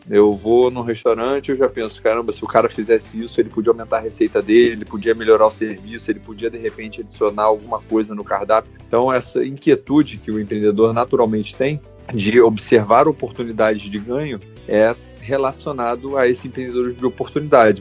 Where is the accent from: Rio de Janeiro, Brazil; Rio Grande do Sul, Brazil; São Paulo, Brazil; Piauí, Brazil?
Rio de Janeiro, Brazil; eu sou carioca aqui do Rio de Janeiro